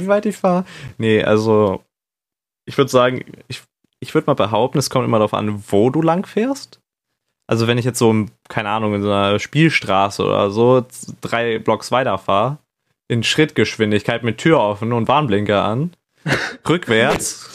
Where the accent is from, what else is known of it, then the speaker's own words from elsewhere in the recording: Northern Germany, Germany; Und ich komme auch aus dem Norden.